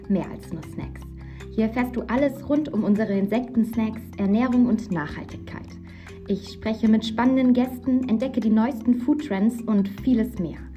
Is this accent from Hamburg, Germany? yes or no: no; Berlin, Germany; Passt natürlich sehr praktisch als Berlinerin, da mal vorbeizuschauen.